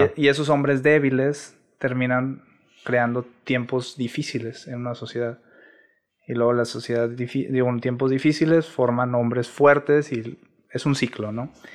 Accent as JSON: {"language": "Spanish", "town": "Monterrey", "region": "Nuevo León", "country": "Mexico", "tie": "born or raised there", "said": "soy originario de aquí de Monterrey, Nuevo León"}